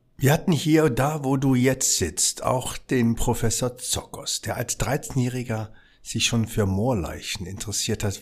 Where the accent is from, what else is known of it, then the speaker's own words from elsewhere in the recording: Berlin, Germany; Ich bin ja im Wedding aufgewachsen